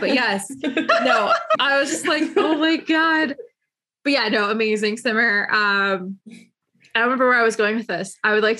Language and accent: English; London, Ontario, Canada; She lived in my hometown. And I'm like, really? She's like, yeah. I was like, yeah, she's from London, Ontario.